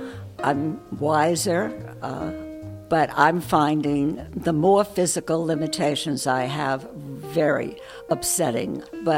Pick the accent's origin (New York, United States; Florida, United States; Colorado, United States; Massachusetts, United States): New York, United States; accent: New York; You can tell by my accent that I'm from New York.